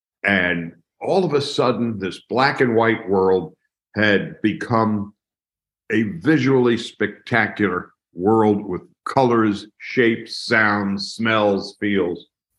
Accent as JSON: {"language": "English", "area": "Long Island", "region": "New York", "country": "United States", "tie": "born or raised there", "also_born_or_lived": "Manhattan, New York", "moved": "as an adult", "lives_now": "Los Angeles, United States", "said": "Well, I grew up on Long Island, maybe 15 miles from Ebbets Field in Brooklyn."}